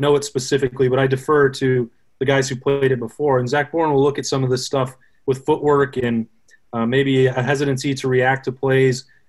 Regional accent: Casper, Wyoming, United States; moved away; My hometown is Casper, and then went to school, the uh, most famous university in the world, University of Wyoming down in Laramie.

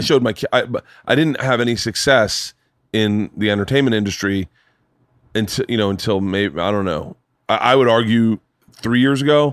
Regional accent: Florida, United States; I grew up in Florida

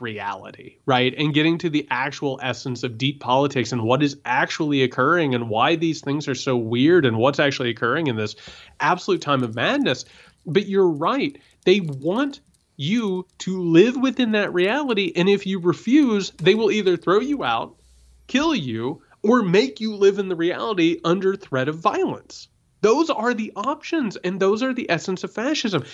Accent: Indiana, United States; I grew up in Indiana

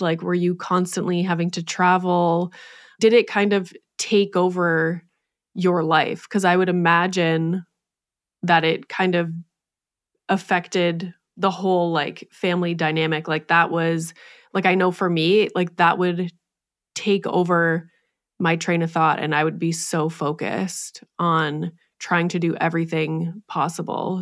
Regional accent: Canada; being Canadian

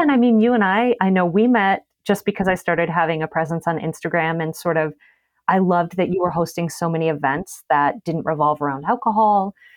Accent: Las Vegas, Nevada, United States; moved away; also born or lived in Chicago; I'm from Vegas

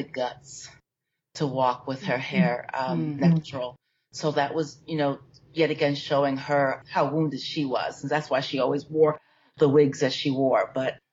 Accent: New York, United States; I grew up in New York, and I went to St. Mark's Methodist Church

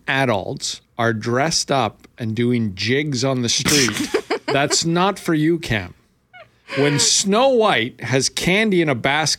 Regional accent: Winnipeg, Manitoba, Canada; yeah, I'm from Winnipeg.

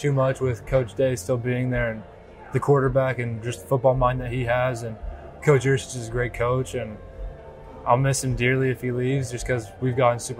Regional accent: Arizona, United States; Here, Arizona.

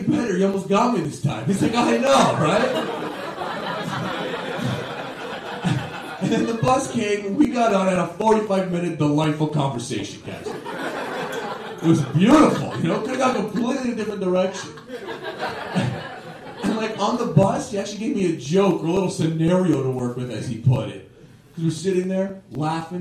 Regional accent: Toronto, Ontario, Canada; I am from Toronto, and I never actually left Toronto until I started doing stand-up

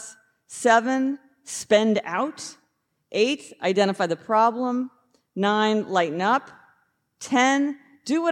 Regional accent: Kansas City, United States; we're both from Kansas City, so it's not the same KC, but it's a KC

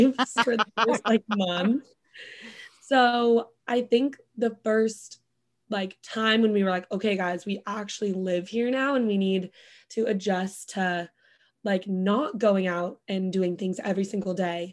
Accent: Bend, Oregon, United States; moved away as an adult; also born or lived in Santa Barbara; now in New York City, United States; 1 of my friends who I grew up with in Bend from high school

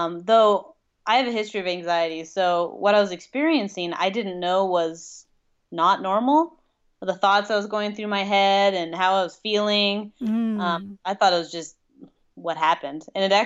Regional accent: Colorado, United States; But we're originally from Colorado, and it's not too much different here than it is in Colorado.

